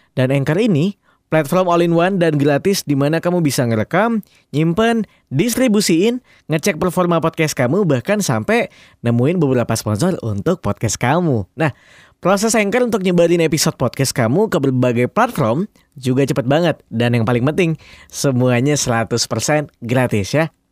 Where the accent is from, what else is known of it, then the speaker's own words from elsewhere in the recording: Kalimantan, Indonesia; moved away; Aku dari Kalimantan